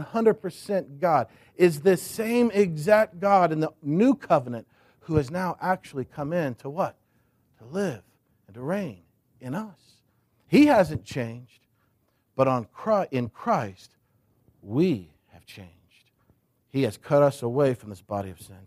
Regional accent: United States; now in Crozet, United States; I grew up thinking in America, we do church here in the States

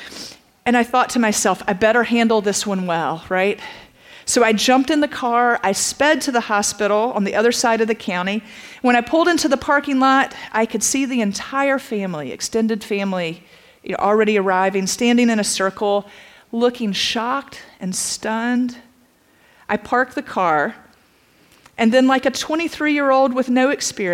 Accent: Statesboro, Georgia, United States; also born or lived in Atlanta, Georgia; I grew up in Statesboro

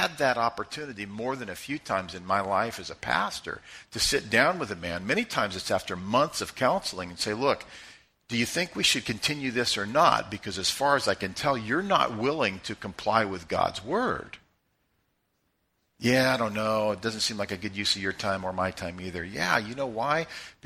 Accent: Joplin, Missouri, United States; Grew up in Joplin, Missouri. We're all Joplinites

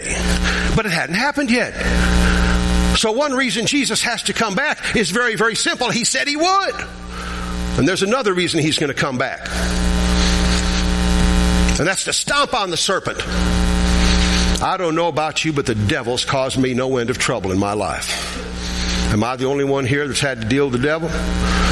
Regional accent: Chicago, Illinois, United States; moved away; I'm from Chicago where we have people that are like rattlesnakes

